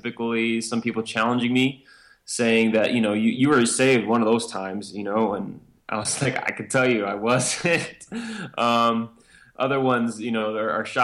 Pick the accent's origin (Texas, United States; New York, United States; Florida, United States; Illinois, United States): Illinois, United States; Chicago; moved away as an adult; now in Wyoming, United States; my background is I grew up in Chicago, Illinois. When I graduated from high school at 18, left to the Air Force